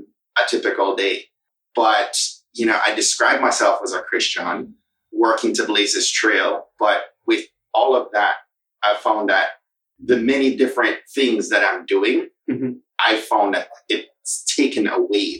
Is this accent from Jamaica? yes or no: yes; Jamaica; identify with being a Jamaican